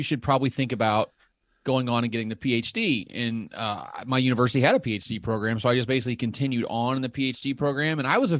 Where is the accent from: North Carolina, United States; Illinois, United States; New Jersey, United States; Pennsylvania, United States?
Illinois, United States; Yeah, I grew up in Southern Illinois. So I've got a little bit.